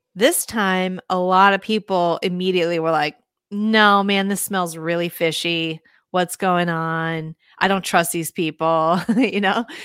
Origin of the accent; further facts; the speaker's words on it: Minneapolis, Minnesota, United States; I grew up in Minneapolis, in the city